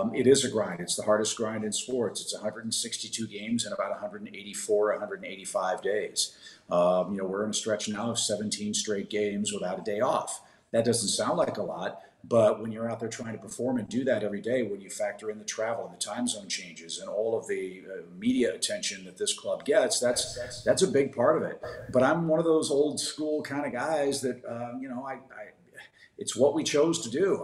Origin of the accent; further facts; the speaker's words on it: St. Louis, Missouri, United States; growing up in St. Louis, I was born and raised here, 1965, went to Parkway West High School